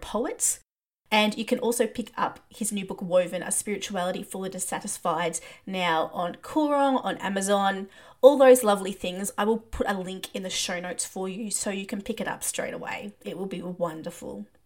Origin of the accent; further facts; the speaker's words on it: Australia; we're both Australian